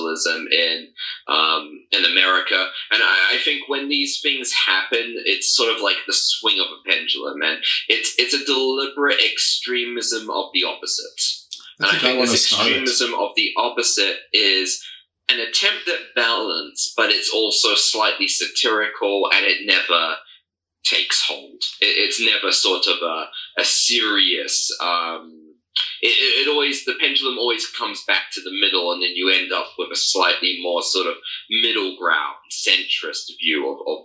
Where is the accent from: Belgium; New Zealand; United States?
New Zealand; now in Armenia; I was raised in New Zealand